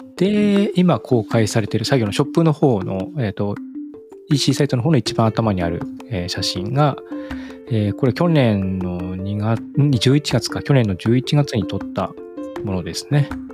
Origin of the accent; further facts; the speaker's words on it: Ibaraki, Japan; now in Tokyo, Japan; 僕の田舎の方は茨城ですけど、茨城の田舎の方